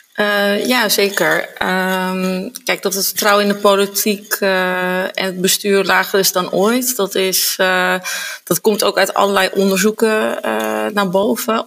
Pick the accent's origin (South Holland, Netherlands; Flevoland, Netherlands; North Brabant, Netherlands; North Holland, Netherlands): North Holland, Netherlands; Zaanstad; ik ben geboren en getogen uh, Zaankanter